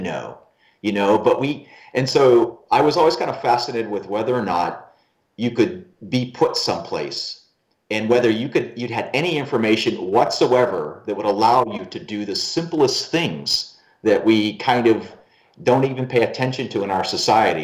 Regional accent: Pittsburgh, Pennsylvania, United States; moved away; I was born in Pittsburgh, Pennsylvania, and I traveled a lot of places in the country

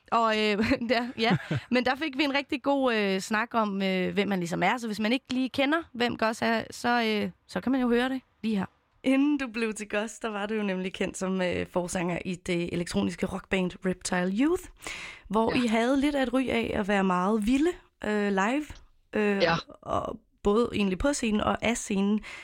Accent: Copenhagen, Capital Region of Denmark, Denmark; jeg er selv født og opvokset i København

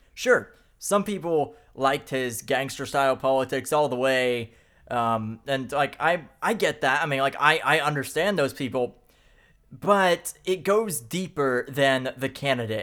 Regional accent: Middle of the country, United States; these middle of the country people, people like myself

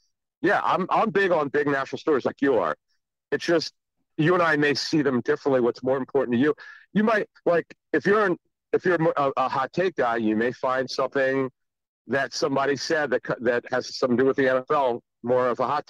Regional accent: Philadelphia, Pennsylvania, United States; Because growing up in Philly, I just felt like I was not learning enough.

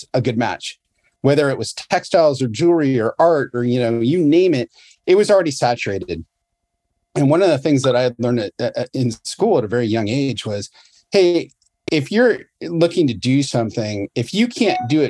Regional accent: United States; growing up in the States

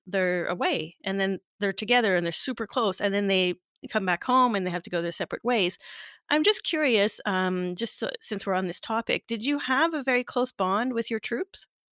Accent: Canada; I'm Canadian

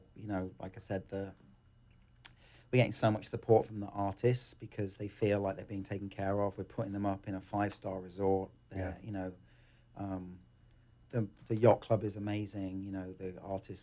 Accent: England, United Kingdom; moved away; I come from England

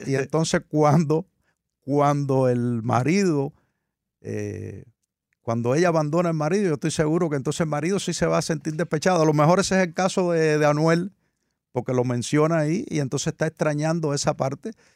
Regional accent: Cuba; now in United States; la aprendí desde muy niño se usaba mucho en mi país natal, en Cuba

